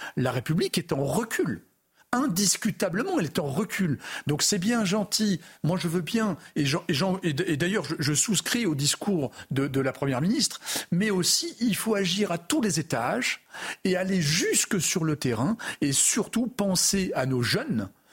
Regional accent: France; je suis Français

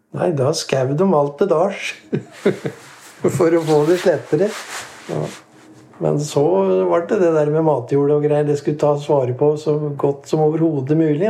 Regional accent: Årnes, Akershus, Norway; Født og oppvokst i Nines eller på Årnes, da. Bodd der i all min tid

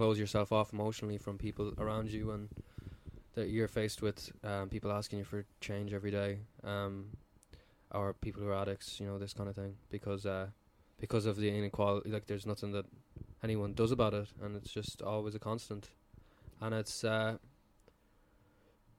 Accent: Dublin, Leinster, Ireland; also born or lived in Mayo; we're the only ones who were actually born in Dublin.

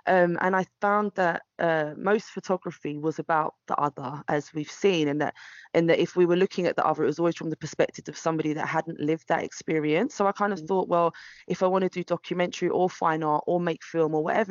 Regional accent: London, United Kingdom; growing up in Brixton, mixed race to a single parent mother in the 80s and 90s

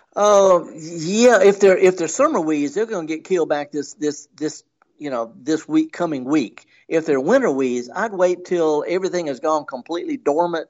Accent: Mississippi, United States; I'm from Mississippi. I'm in Oklahoma.

